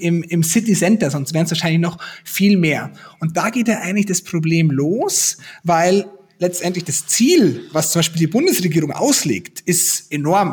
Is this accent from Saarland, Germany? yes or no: no; Garmisch-Partenkirchen district, Bavaria, Germany; now in Munich, Germany; ich komme ja aus dem Landkreis Garmisch-Partenkirchen